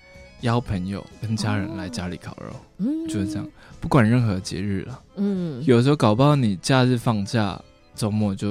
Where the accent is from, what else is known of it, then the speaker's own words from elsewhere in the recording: Taiwan; also born or lived in Argentina; 长大要回去，因为我在台湾六岁回来，然后十八年都没有再去过。嗯，但是我一直蛮想再去的。就想看看出生国家到底是长怎样